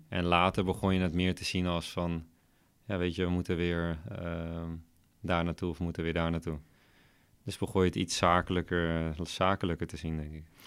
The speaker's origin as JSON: {"language": "Dutch", "town": "Veenendaal", "region": "Utrecht", "country": "Netherlands", "tie": "born or raised there", "said": "Opgegroeid in Veenendaal. Dus eh, nog steeds woon ik in Veenendaal."}